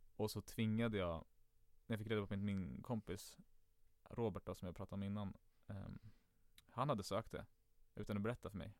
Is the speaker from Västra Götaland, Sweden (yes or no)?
no; Stockholm, Stockholm County, Sweden; jag är uppvuxen i Enskede. Enskede gård närmare bestämt.